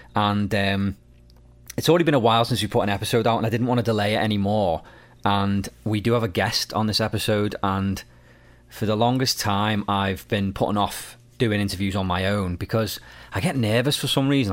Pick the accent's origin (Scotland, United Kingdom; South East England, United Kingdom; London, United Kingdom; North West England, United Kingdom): North West England, United Kingdom; Liverpool; now in Nova Scotia, Canada; I'm from the U K, I'm from Liverpool, um, but I'm actually in Nova Scotia, Canada